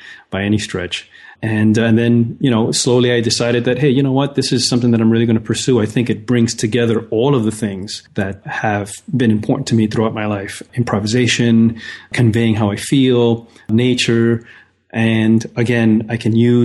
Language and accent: English; New York City, New York, United States; As a kid, I grew up in New York City in the Bronx